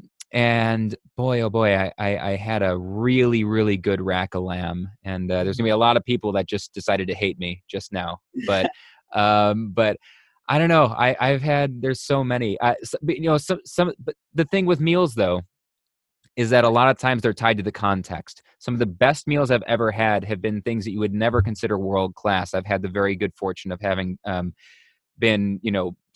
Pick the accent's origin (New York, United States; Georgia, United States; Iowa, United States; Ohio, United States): New York, United States; Buffalo; I'm from Buffalo, New York